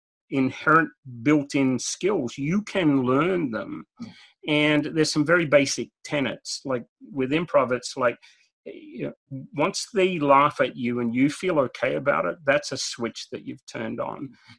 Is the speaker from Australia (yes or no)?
yes; Australia; And growing up in Australia where it's 100 degrees or more during the summer every day, we don't know what snow is.